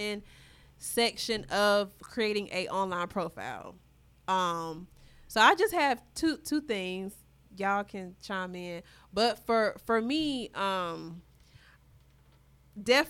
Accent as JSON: {"language": "English", "town": "Charlotte", "region": "North Carolina", "country": "United States", "said": "I'm from Charlotte."}